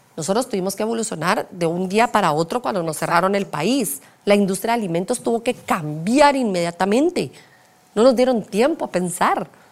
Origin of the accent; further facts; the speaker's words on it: Guatemala; soy guatemalteca